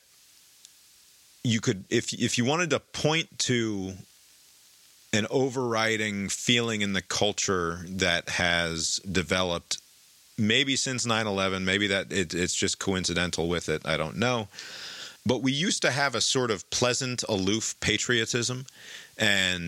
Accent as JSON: {"language": "English", "country": "United States", "said": "overbearing pride in being an American"}